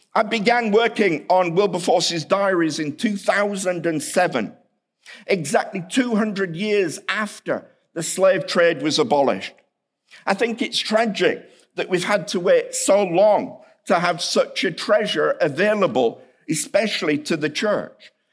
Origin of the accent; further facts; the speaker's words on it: United Kingdom; accent: British; now in Kansas City, United States; my British accent